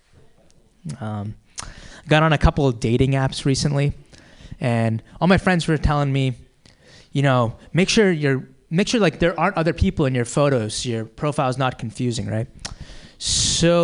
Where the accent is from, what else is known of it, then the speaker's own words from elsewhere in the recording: Boston, Massachusetts, United States; now in San Francisco, United States; I'm from the Boston area originally